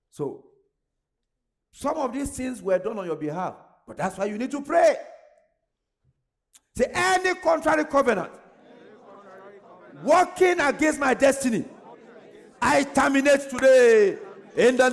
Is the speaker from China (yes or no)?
no; Ogbomosho, Oyo, Nigeria; I'm from Ogunmosho